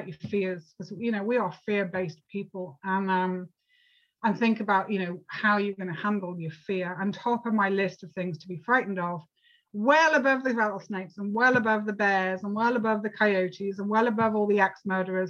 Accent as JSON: {"language": "English", "country": "United Kingdom", "said": "I'm actually from the UK"}